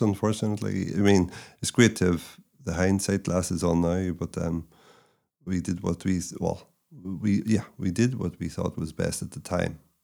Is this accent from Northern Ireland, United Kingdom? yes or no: yes; Northern Ireland, United Kingdom; moved away as an adult; also born or lived in China; now in Ireland; I left Northern Ireland in ninety-six. I'd never lived in the South before